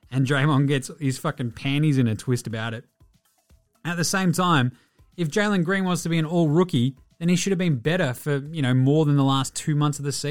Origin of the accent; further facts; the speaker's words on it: Australia; I'm Australian, I ain't even fucking heard of this thing.